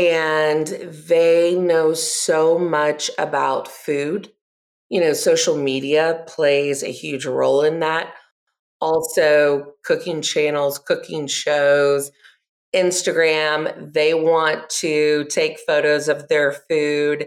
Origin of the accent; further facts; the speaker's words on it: Gwinnett County, Georgia, United States; I grew up in Gwinnett County